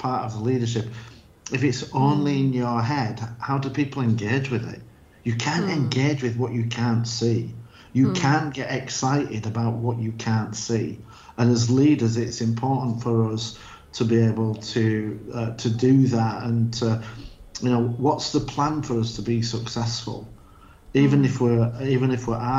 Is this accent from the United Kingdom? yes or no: yes; Yorkshire and the Humber, United Kingdom; also born or lived in United States; now in Spain; I'm from Yorkshire